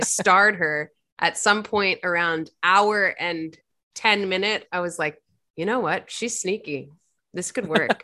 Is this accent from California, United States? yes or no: no; Virginia, United States; I'm from Virginia